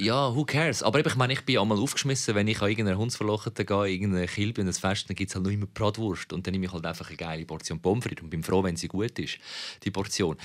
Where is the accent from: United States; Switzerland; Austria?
Switzerland; als Schweizer